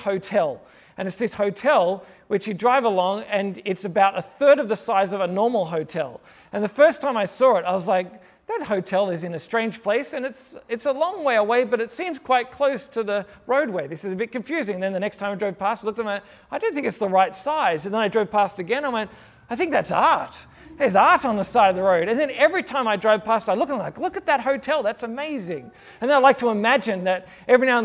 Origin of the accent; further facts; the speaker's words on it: Sydney, New South Wales, Australia; now in Melbourne, Australia; I am originally from Sydney